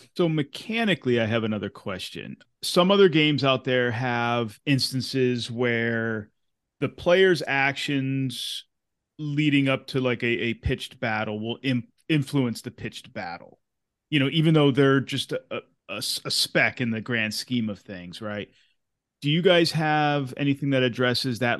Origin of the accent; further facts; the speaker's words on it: Massachusetts, United States; where I grew up in Massachusetts is on, um, Knox Trail. And my hometown is one of the stopovers